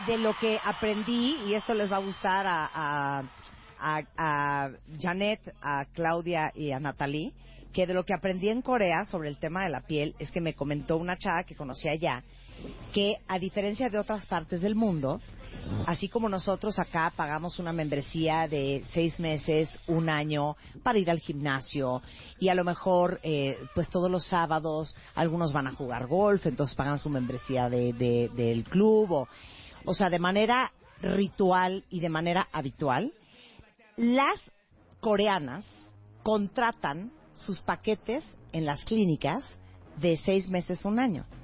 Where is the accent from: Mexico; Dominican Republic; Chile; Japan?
Japan; Yo soy japonés.